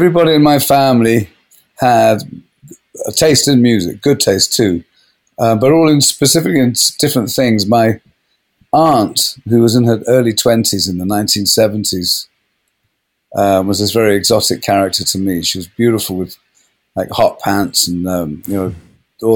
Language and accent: English; Kent, South East England, United Kingdom; moved away as an adult; I grew up in Kent, which is about 50 or 60 miles away from London, far enough to be the countryside.